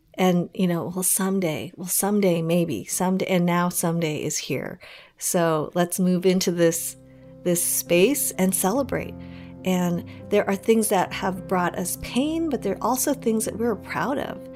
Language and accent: English; Colorado, United States; as a young girl growing up in Colorado